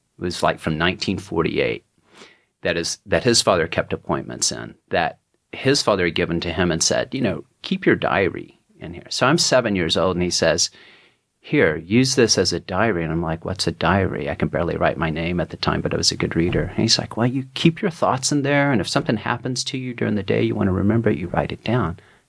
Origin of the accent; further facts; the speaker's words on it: Texas, United States; I was the poet in a Texan's body.